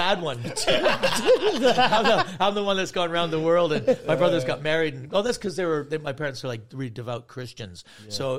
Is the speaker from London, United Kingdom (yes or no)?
no; Cumbernauld, Scotland, United Kingdom; born there; accent: Canadian; I got this Canadian accent, so people don't realize I'm working class. But I was born in Cumbernauld, which is even shit, more shit than, it's a shitehole.